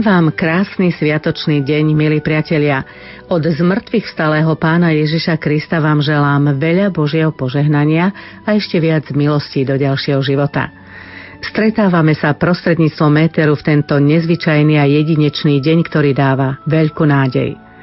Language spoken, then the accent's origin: Slovak; Bratislava, Bratislava Region, Slovakia; Pochádzam z Bratislavy